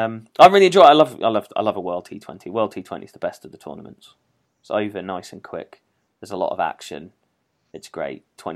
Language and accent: English; England, United Kingdom; we English